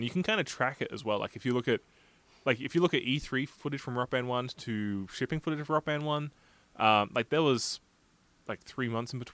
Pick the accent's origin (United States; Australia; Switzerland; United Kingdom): Australia; moved away; As an Australian